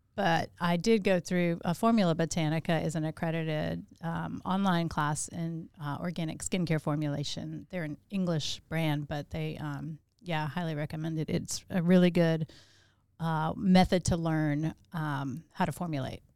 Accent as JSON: {"language": "English", "region": "Louisiana", "country": "United States", "tie": "born or raised there", "also_born_or_lived": "Chicago", "moved": "yes", "lives_now": "Augusta, United States", "said": "I, uh, was born in Chicago. I grew up in Louisiana, and I moved here in ninety-eight"}